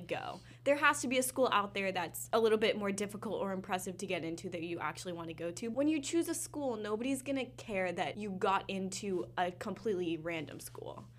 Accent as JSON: {"language": "English", "region": "West Coast", "country": "United States", "moved": "as an adult", "said": "I'm from the West Coast"}